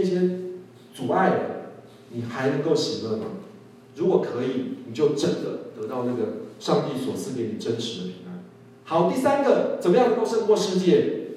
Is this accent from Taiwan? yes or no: yes; Taiwan; 我们台湾人